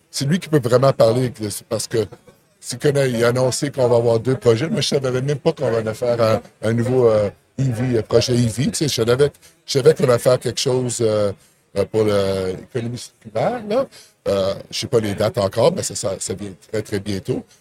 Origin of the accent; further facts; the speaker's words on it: Ottawa, Ontario, Canada; J'étais là ce que je viens, parce que je viens d'Ottawa, tu sais.